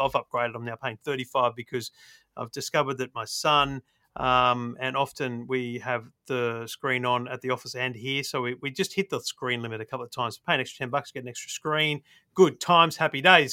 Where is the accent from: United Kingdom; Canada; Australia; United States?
Australia; as an Aussie